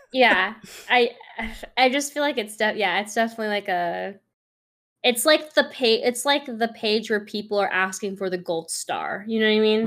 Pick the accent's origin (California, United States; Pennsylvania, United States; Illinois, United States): California, United States; San Francisco; moved away as an adult; also born or lived in East Coast; I'm from San Francisco. and I moved out to the East Coast, like, way closer to the East Coast